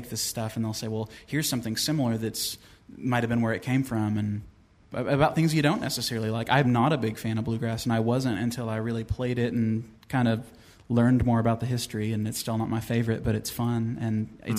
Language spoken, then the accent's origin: English; Van Leer, Kentucky, United States; I'm from Van Leer. It's a really tiny coal town